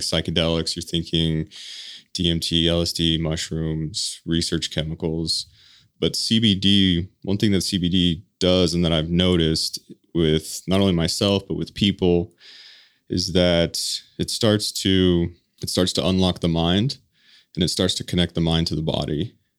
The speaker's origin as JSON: {"language": "English", "region": "Colorado", "country": "United States", "tie": "born or raised there", "moved": "as an adult", "lives_now": "Utah, United States", "said": "born and raised in Colorado"}